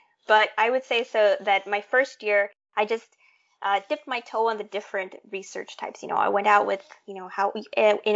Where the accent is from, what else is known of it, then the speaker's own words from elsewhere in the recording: Tegucigalpa, Francisco Morazán, Honduras; moved away; that was the degree that was being offered in my hometown of Tegucigalpa